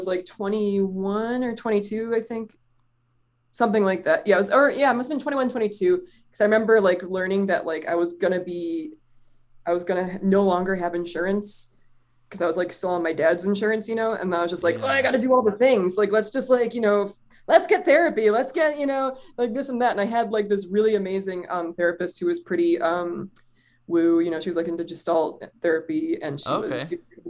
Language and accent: English; Cleveland, Ohio, United States; I'm from Cleveland and I sing in bars sometimes in a band.